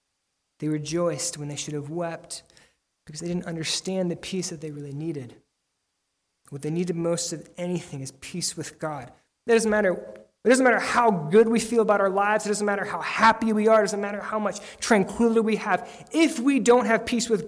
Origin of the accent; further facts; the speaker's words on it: Lancaster, Pennsylvania, United States; moved away; my home in Lancaster, Pennsylvania